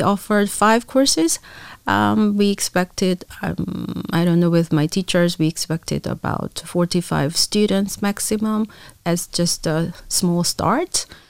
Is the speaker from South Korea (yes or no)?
yes; Daejeon, South Korea; English is a second language; moved away as an adult; also born or lived in Seoul; now in Luxembourg; I was born in Daejeon. Uh, it's a little to the south uh, from Seoul